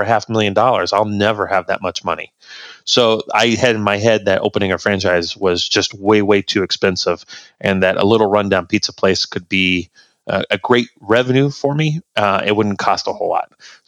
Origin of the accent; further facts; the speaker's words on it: Hoopeston, Illinois, United States; I was raised in Hoopston, Illinois. It's a little corn town in central Illinois, right up against the Illinois-Indiana border